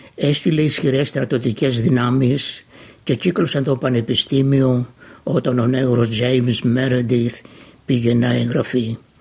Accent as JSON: {"language": "Greek", "area": "Almopia, Pella", "region": "Central Macedonia", "country": "Greece", "tie": "born or raised there", "moved": "as an adult", "lives_now": "Melbourne, Australia", "said": "κατάγομαι από την Βόρειο Ελλάδα, επαρχία Αρμοπίας, νομού Πέλης. Στην Αυστραλία ήρθα το 1958"}